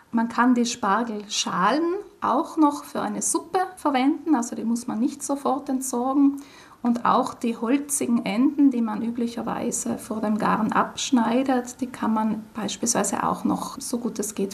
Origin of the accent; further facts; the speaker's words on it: Trentino-Alto Adige, Italy; Bei uns in Südtirol ist die sogenannte Bozner Soße mit frischem Schnittlauch beliebt, auf der Basis von hartgekochten Eiern.